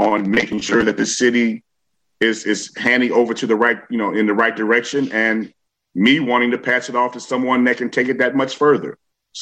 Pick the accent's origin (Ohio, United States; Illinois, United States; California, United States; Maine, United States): Illinois, United States; Chicago; I am a Chicagoan